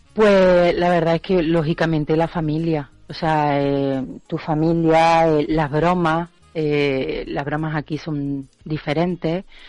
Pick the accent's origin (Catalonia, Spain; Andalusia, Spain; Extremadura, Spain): Andalusia, Spain; Córdoba; moved away as an adult; now in Edinburgh, United Kingdom; yo creo que soy la única cordobesa en Edimburgo